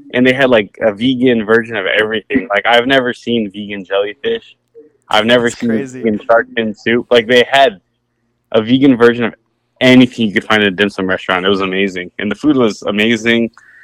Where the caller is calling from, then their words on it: Simi Valley, California, United States; Yeah, I'm at Rapid Skate Shop in Simi Valley, the best skate shop.